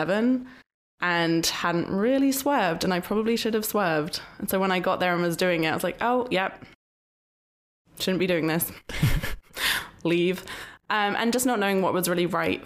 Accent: England, United Kingdom; I'm from England

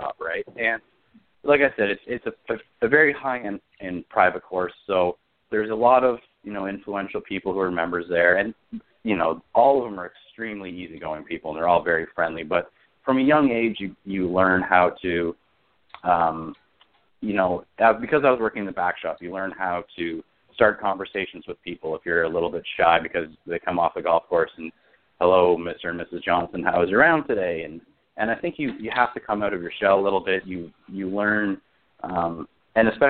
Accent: Toronto, Ontario, Canada; Being a Canadian guy and being from the Toronto area

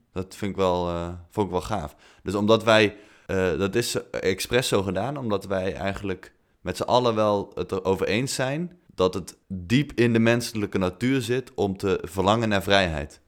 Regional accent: Netherlands; wij als Nederlanders

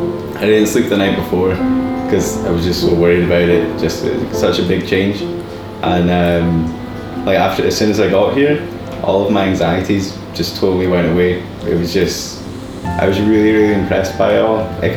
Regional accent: Forfar, Scotland, United Kingdom; moved away as an adult; now in Edinburgh, United Kingdom; I'm from Forfar, Angus.

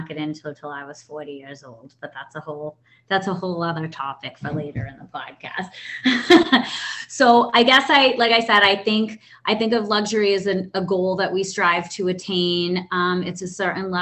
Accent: Boston, Massachusetts, United States; I'm from Boston, Massachusetts

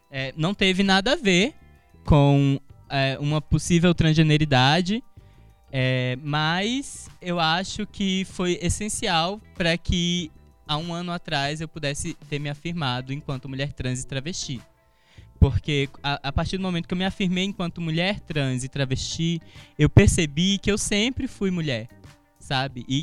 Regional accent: Alagoas, Brazil; accent: Alagoan; Então, primeiro eu tive que performar uma, uma, um, um sotaque não alagoano né? Porque eu não posso dizer que era um sotaque brasiliense, mas era um sotaque não alagoano para me encaixar nos grupos.

